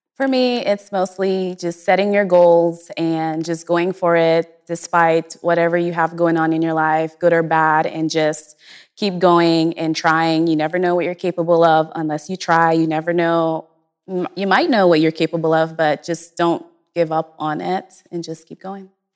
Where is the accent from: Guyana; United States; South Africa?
Guyana; moved away; I'm originally from Guyana, South America